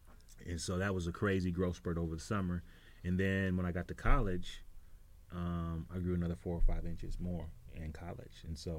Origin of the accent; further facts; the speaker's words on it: Minnesota, United States; Well, cold, and I was short, man.